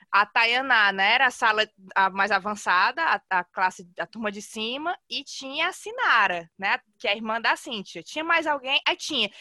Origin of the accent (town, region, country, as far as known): Fortaleza, Ceará, Brazil; moved away as an adult